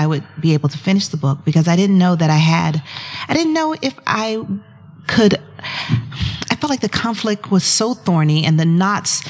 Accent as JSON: {"language": "English", "town": "Atlanta", "region": "Georgia", "country": "United States", "tie": "born or raised there", "said": "I grew up in Atlanta, Georgia, so I'm a Southerner"}